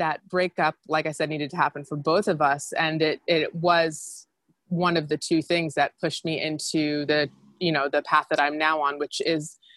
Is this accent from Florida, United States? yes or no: yes; Gainesville, Florida, United States; moved away as an adult; also born or lived in New York; I'm from Florida and, you know, not a small town, but not a big town. I'm from Gainesville